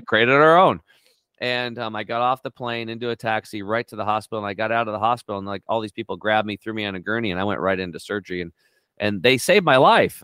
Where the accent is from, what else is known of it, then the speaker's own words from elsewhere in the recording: Northeastern Oregon, United States; I grew up on Eastern Oregon, uh, Northeastern Oregon on a s, a small cattle and hay farm